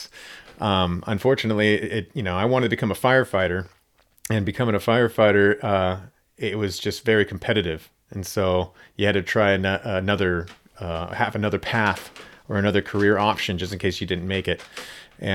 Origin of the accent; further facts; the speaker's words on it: Gig Harbor, Washington, United States; also born or lived in Seattle / California; I'm actually from Gig Harbor, a little town near Tacoma is where I was born